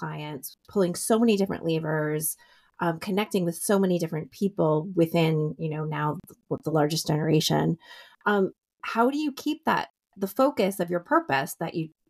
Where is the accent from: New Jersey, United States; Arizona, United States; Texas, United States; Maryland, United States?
New Jersey, United States; Summit; Go Jersey. I'm from Summit.